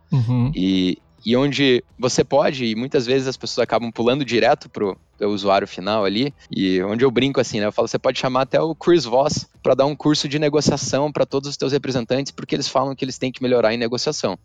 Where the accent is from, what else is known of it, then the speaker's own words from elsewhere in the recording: Curitiba, Paraná, Brazil; eu sou curitibano